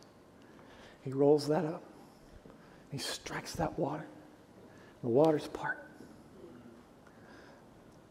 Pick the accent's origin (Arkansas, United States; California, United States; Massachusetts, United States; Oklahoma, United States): Oklahoma, United States; I'm from Oklahoma